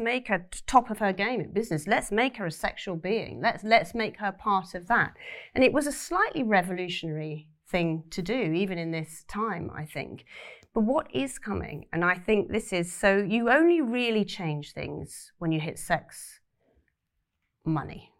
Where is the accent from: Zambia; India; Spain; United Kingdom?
United Kingdom; Cornwall, South West England; I grew up in Cornwall